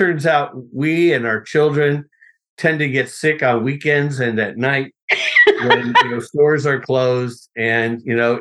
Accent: Los Angeles, California, United States; Well, I grew up in Los Angeles. I was born in a hospital that doesn't exist anymore in Hollywood.

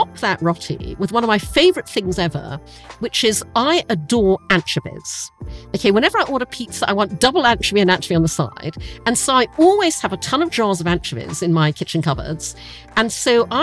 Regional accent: Brunei; moved away; I grew up in Asia, I grew up in Brunei

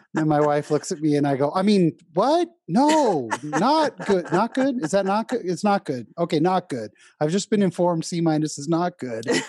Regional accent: San Jose, California, United States; also born or lived in Orange County, California; I was born in Orange County, but raised in San Jose, California

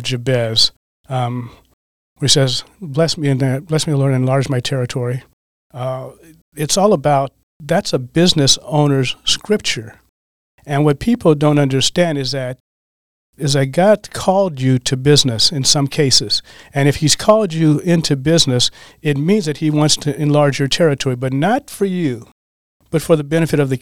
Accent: Colorado, United States; now in Green Bay, United States; I'm from Colorado, as a matter of fact. I've been in Green Bay for 30 years.

